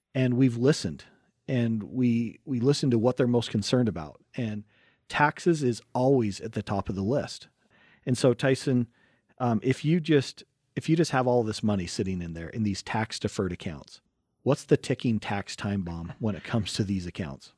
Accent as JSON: {"language": "English", "area": "Wasatch Front", "region": "Utah", "country": "United States", "tie": "born or raised there", "said": "we grew up in, in Utah, and, um, we grew up right on the Wasatch Front."}